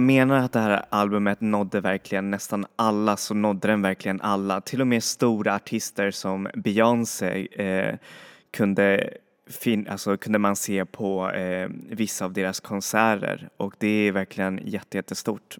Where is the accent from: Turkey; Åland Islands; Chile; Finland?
Chile; moved away; i Chile, där jag kommer ifrån